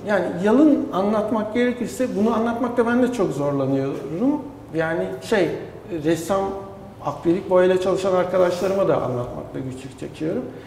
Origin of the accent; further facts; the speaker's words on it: Adapazarı, Sakarya, Turkey; Adapazarı'nda doğdum. Bütün gençliğim üniversiteye kadar orada geçti.